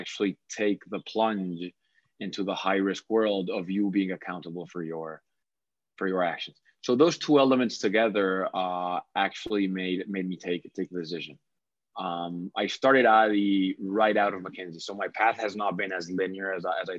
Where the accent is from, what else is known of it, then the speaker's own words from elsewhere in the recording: Cali, Valle del Cauca, Colombia; also born or lived in Bogota, Colombia; born and raised in Cali, Colombia